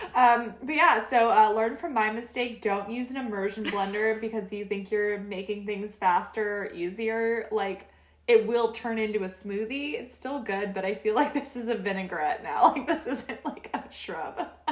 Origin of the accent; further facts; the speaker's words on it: Oregon, United States; We're both from Oregon